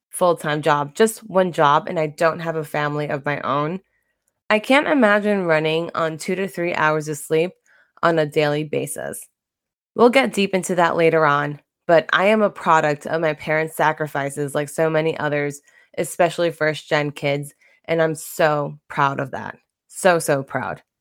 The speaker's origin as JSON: {"language": "English", "town": "Brentwood", "region": "New York", "country": "United States", "tie": "born or raised there", "accent": "Long Island", "said": "I'm a first gen Latina born and raised on Long Island. I don't have a Long Island accent except for when I say Long Island."}